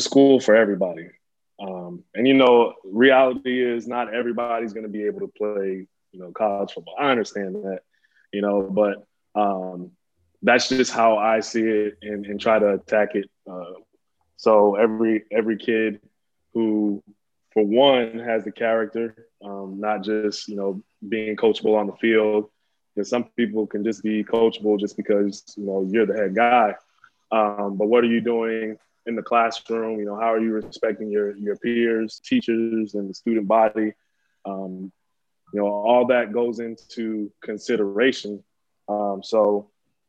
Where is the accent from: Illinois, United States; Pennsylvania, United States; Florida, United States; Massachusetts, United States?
Florida, United States; Kissimmee; growing up in Kissimmee